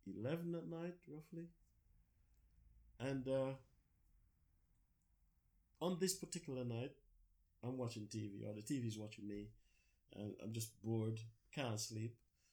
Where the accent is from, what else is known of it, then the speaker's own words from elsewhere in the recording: Jamaica; moved away as an adult; now in United Kingdom; Born and bred in Jamaica. And I came here, I think I was 26 years old when I came here. Started a family here